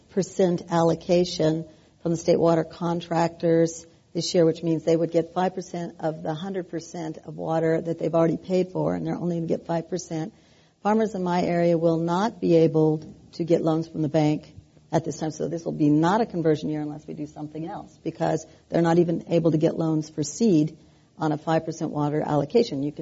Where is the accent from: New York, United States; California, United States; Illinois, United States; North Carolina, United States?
California, United States; Now, remembering that I come from the Central Valley